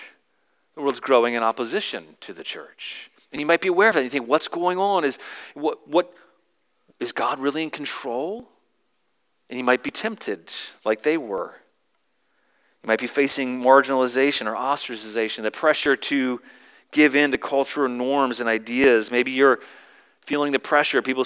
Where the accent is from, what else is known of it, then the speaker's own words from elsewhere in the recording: the South, United States; I grew up in the South, and so once my identity was as a Southerner